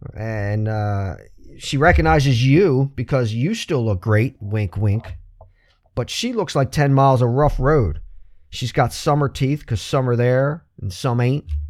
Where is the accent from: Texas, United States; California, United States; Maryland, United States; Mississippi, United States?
Maryland, United States; Baltimore; We grew up in Northeast Baltimore